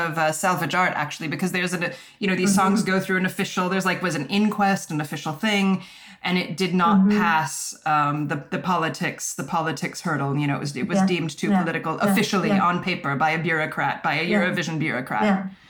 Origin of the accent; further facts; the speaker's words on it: United States; moved away; also born or lived in London, United Kingdom; I'm American